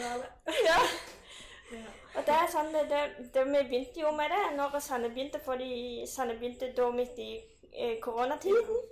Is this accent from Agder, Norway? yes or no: no; Bryne, Rogaland, Norway; moved away as an adult; now in Stavanger, Norway; jeg kommer fra Bryne, som er jo en, ja, en liten by. Nå er det blitt by nå, på Jæren.